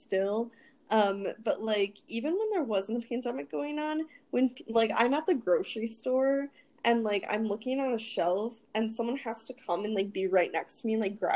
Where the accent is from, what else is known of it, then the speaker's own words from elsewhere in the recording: Michigan, United States; I'm from Michigan.